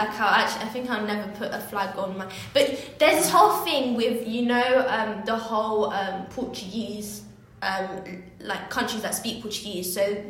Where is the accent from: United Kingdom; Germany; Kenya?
Kenya; if I'm saying I'm Kenyan, you, like, who are you to be telling me?